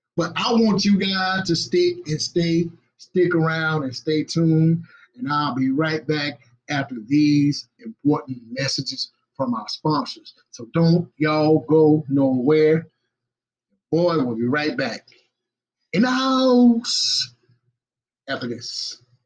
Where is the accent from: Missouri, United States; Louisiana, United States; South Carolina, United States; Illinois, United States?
South Carolina, United States; Batesburg-Leesville; my hometown. Represent the Twin City, y'all. Batesburg and Leesville